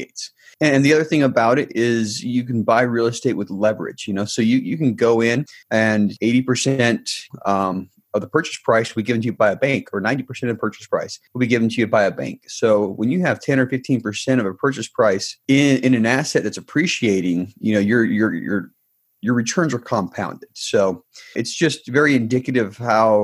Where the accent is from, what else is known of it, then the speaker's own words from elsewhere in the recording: Salt Lake City, Utah, United States; moved away as an adult; I grew up in Salt Lake City, just north of Salt Lake City. Lived there till I was about 24.